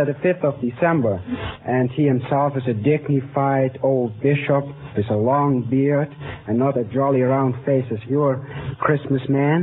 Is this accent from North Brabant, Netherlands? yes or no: no; Utrecht, Netherlands; English is a second language; moved away as an adult; now in United States; Well, I'm from Utrecht.